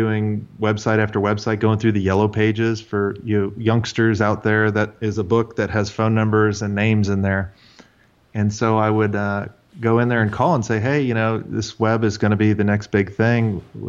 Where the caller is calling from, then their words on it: Atlanta, Georgia, United States; Atlanta, Georgia.